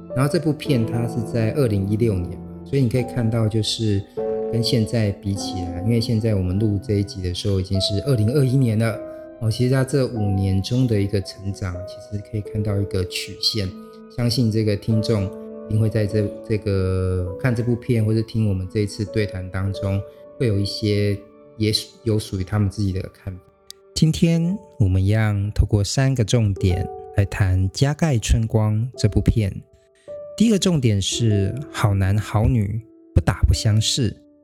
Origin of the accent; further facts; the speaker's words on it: Xinzhuang, New Taipei, Taiwan; 因为我老家就在新庄嘛